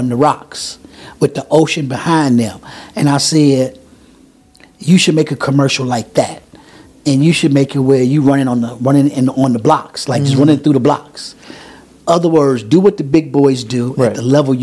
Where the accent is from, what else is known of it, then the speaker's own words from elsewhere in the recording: Chicago, Illinois, United States; I grew up in Chatham, and there was a lot of elderly people